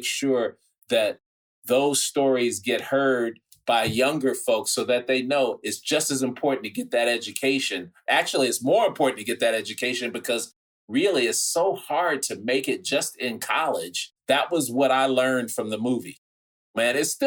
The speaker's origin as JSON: {"language": "English", "town": "Chicago", "region": "Illinois", "country": "United States", "tie": "born or raised there", "said": "I grew up on the South Side and Woodlawn and South Shore, and I went to Mount Carmel High School"}